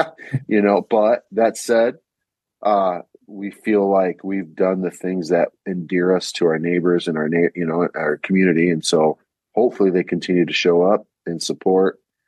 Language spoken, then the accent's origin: English; Ohio, United States; now in Grand Rapids, United States; I'm from Ohio. You know, and when you're from Ohio, what you get as a Puerto Rican is going to be very different than a Puerto Rican from Puerto Rico.